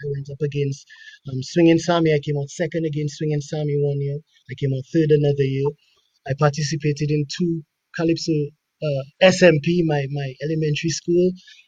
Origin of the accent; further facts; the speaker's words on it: Roseau, Saint George, Dominica; also born or lived in Canada; is a Dominican. I was born in Canada, but I was raised in the heart of Roseau Central on King Dot the Fifth.